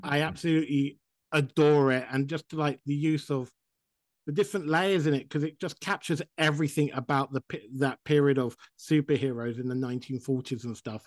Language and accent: English; United Kingdom; now in Vermont, United States; I live in Vermont and I'm British